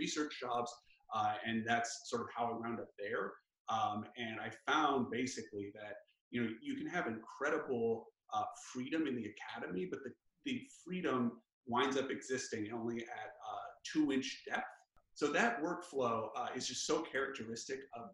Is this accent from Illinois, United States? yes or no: yes; Chicago, Illinois, United States; moved away as an adult; also born or lived in Los Angeles / Virginia / Massachusetts; I grew up in Chicago, but both of my parents had grown up in Los Angeles